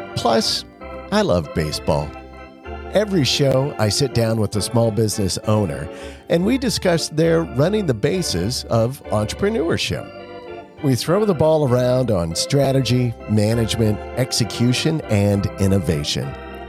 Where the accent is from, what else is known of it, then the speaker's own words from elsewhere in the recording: Nebraska, United States; growing up on a farm as well, I grew up in Nebraska on a farm.